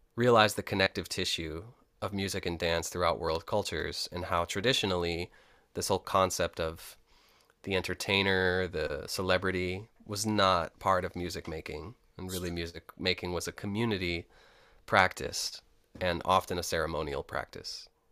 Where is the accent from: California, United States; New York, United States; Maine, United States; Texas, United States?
New York, United States; Rochester; I was born in Rochester, New York, upstate, and I grew up in the inner city